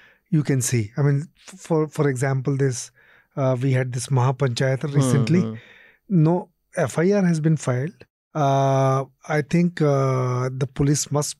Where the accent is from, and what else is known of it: India